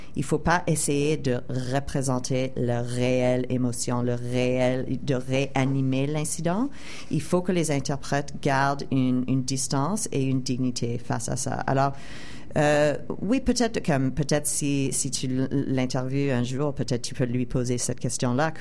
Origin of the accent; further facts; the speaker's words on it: Montreal, Quebec, Canada; moved away as an adult; also born or lived in United States; je suis québécoise et je suis aussi canadienne